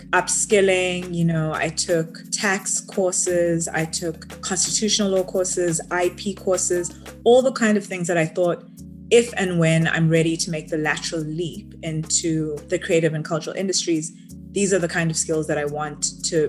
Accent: Johannesburg, Gauteng, South Africa; moved away; I grew up in South Africa, born and raised in Joburg

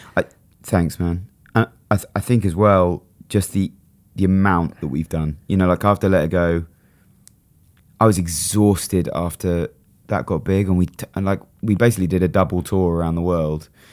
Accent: Brighton, South East England, United Kingdom; it was just in Brighton, in my hometown

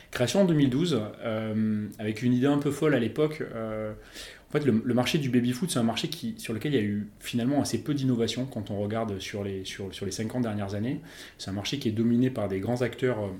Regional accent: Bordeaux, Nouvelle-Aquitaine, France; Je suis originaire de Bordeaux, exactement.

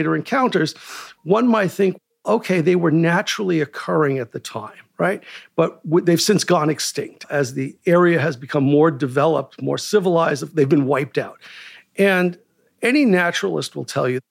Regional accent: New York City, New York, United States; When I was growing up as a kid, in Brooklyn

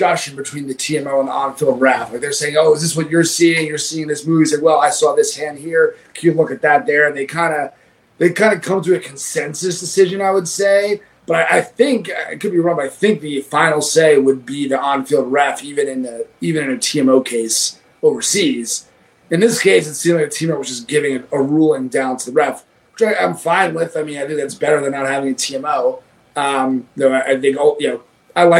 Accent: New York, United States; I'm a New Yorker

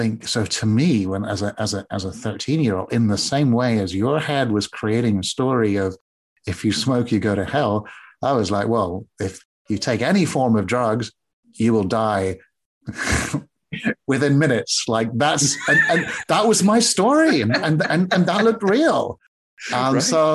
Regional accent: Singapore; I grew up in Singapore on the other side of the world.

